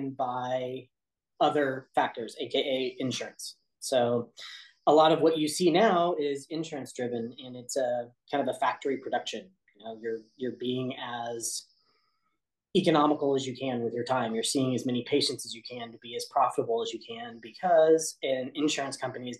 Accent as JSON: {"language": "English", "town": "Kansas City", "country": "United States", "also_born_or_lived": "Olathe, Kansas", "said": "I'm from Kansas City."}